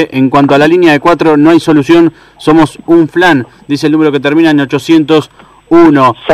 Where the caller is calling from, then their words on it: Paysandú, Uruguay; Buenas muchachos, soy … de Paysandú.